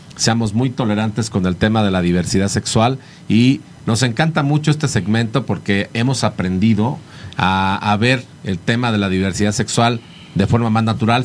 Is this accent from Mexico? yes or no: yes; Mexico; como buenos mexicanos siempre también nos acompaña el Alcacelser